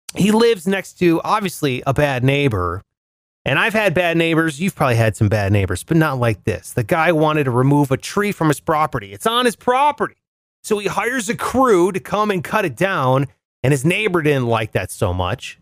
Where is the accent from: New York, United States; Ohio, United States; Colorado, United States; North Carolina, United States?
Ohio, United States; Ohio, where I'm originally from